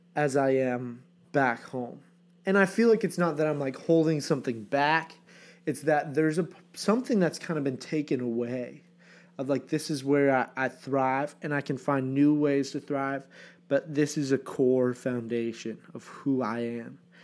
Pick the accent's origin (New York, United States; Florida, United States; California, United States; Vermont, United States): Vermont, United States; moved away; I'm at home, Vermont, on the farm